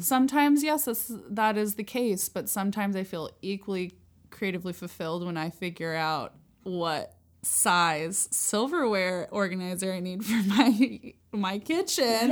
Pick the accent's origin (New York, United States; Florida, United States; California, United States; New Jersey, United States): California, United States; San Luis Obispo; I was born in San Luis Obispo, California